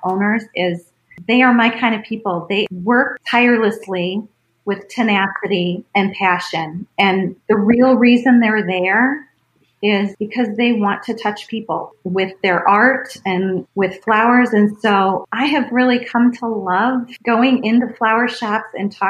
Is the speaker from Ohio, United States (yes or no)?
yes; Cleveland, Ohio, United States; I was born and raised in Cleveland